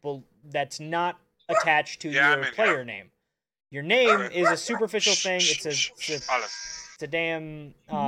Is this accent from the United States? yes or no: yes; Duluth, Minnesota, United States; I'm from Duluth